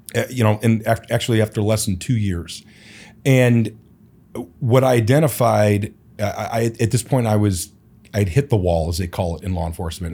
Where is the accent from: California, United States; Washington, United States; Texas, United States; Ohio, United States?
Ohio, United States; Cleveland; also born or lived in Portland, Oregon; now in Phoenix, United States; I was born and raised in Cleveland